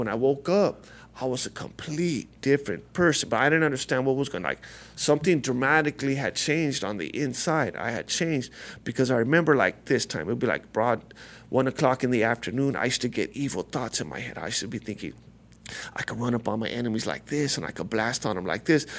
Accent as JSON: {"language": "English", "town": "La Puente", "region": "California", "country": "United States", "tie": "born or raised there", "said": "I grew up right here, near here, a lot of, uh, I'm from, uh, La Puente, California"}